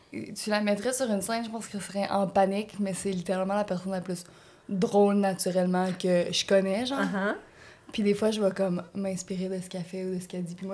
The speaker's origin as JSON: {"language": "French", "town": "Matane", "region": "Quebec", "country": "Canada", "lives_now": "Montreal, Canada", "said": "Moi, je viens de Matane."}